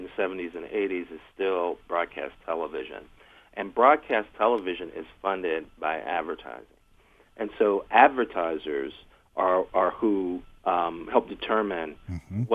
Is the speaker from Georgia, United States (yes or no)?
no; Gary, Indiana, United States; I was a young black kid growing up in Gary, Indiana in the 70s